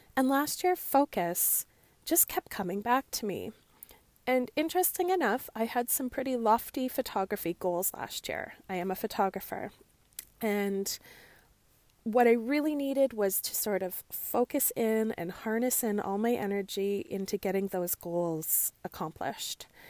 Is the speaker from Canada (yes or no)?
yes; Canada; Growing up as a Canadian girl, I often listened to the C B C